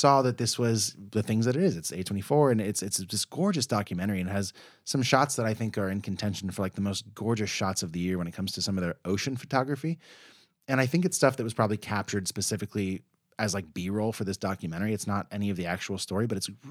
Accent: United States; also born or lived in Chicago; I'm American

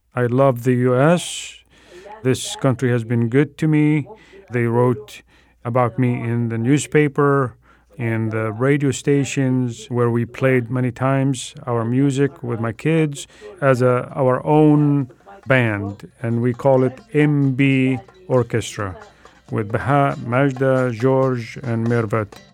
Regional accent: Egypt; English is a second language; moved away as an adult; now in Seattle, United States; So I have been in Seattle for 38 years. I was born in Egypt.

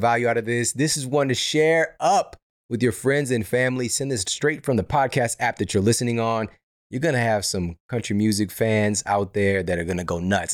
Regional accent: Midwest, United States; moved away as an adult; now in Los Angeles, United States; we're from the Midwest

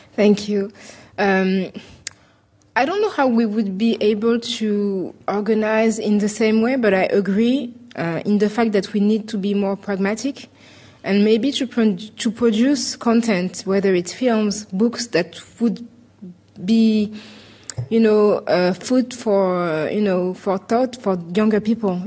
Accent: Paris, Île-de-France, France; I said that I was French and I was from Paris

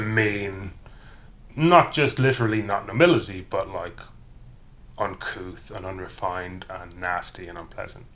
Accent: County Cavan, Ulster, Ireland; now in England, United Kingdom; I am from County Cavan, which is in the province of Ulster historically

